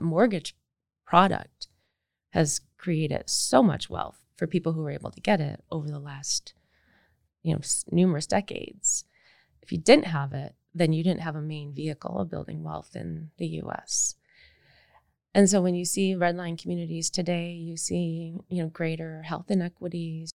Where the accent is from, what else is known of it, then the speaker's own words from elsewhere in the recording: Michigan, United States; I grew up in Michigan in the 70s and 80s